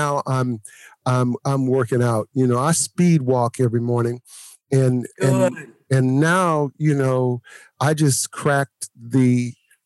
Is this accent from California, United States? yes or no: yes; Oakland, California, United States; also born or lived in Louisiana; I was from Oakland